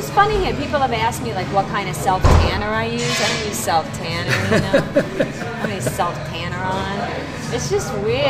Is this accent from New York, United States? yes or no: yes; New York City, New York, United States; moved away as an adult; now in England, United Kingdom; I grew up in the ghetto. I have an Ivy League education. I'm not from this country anyway. I'm from New York City, which is, I'm sorry, it's the greatest city in the world.